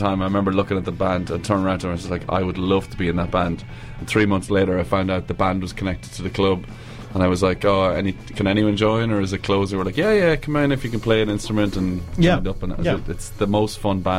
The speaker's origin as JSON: {"language": "English", "country": "Ireland", "also_born_or_lived": "Wellington, New Zealand / Glasgow", "moved": "as an adult", "lives_now": "Dunedin, New Zealand", "said": "So I call it soccer because I'm Irish."}